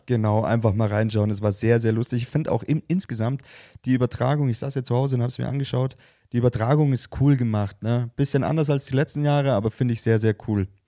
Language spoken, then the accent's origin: German; Bavaria, Germany; bei uns in Bayern